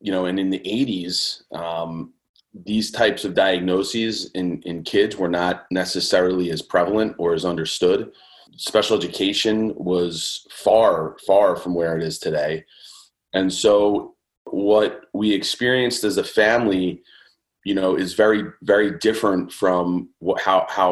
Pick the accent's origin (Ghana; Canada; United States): United States; Conshohocken, Pennsylvania; I grew up outside of Philadelphia, kind of Lafayette Hill, Conshohocken area.